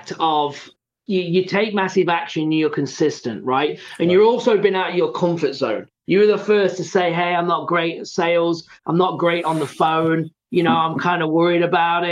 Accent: England, United Kingdom; I'm from England

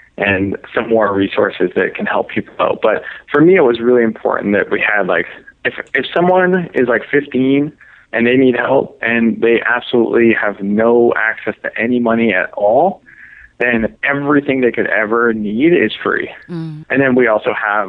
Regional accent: Canada; now in San Diego, United States; I'm Canadian, so I had to, like, get a visa to live here

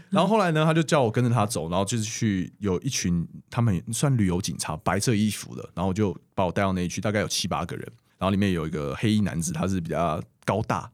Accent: Taiwan; 我说，“哦，台湾。”

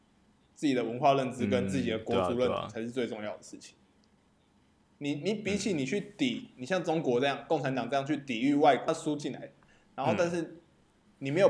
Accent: Taiwan; 我觉得台湾人是蛮自卑的一个民族。

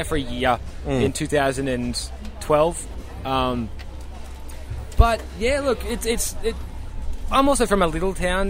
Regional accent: Australia; Oh, no, bro.

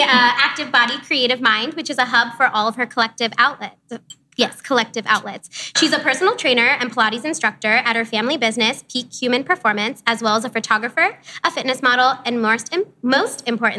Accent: Akron-Canton area, Ohio, United States; I'm from the Akron-Canton area

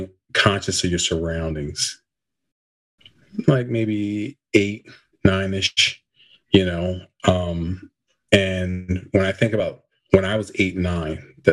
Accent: Camden, New Jersey, United States; So I grew up in Camden, New Jersey.

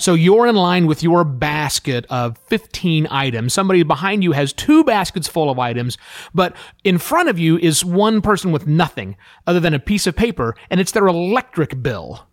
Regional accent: United States; moved away as an adult

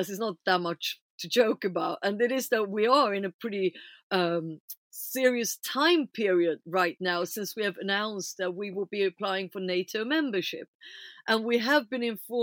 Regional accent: Stockholm, Stockholm County, Sweden; I'm obviously a very white person, being born and raised in Stockholm

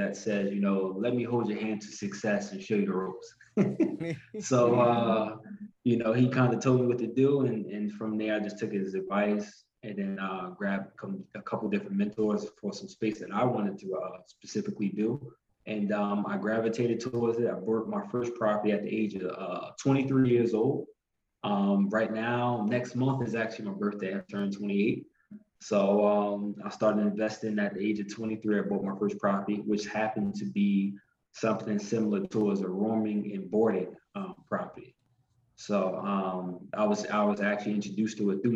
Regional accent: Newark, New Jersey, United States; born and raised in Newark, New Jersey

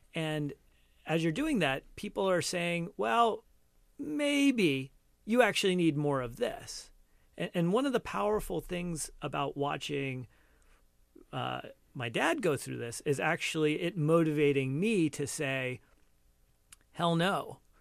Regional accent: Cupertino, California, United States; also born or lived in India; I was born in India, but, you know, largely have grown up here, but I, I, you know, I am an immigrant. and growing up here, when I, like, when we first moved here, you know, Cupertino

